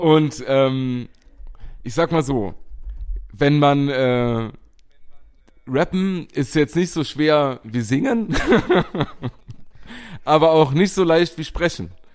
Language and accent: German; Bachem, Saarland, Germany; durch Pachten mein Heimatort.